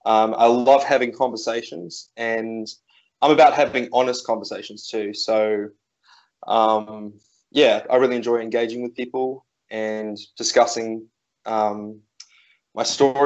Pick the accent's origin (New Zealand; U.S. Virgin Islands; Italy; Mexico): New Zealand; also born or lived in near Melbourne, Australia; now in Australia; I grew up in New Zealand, but at present I'm living just outside of Melbourne on a small farm in a very small town.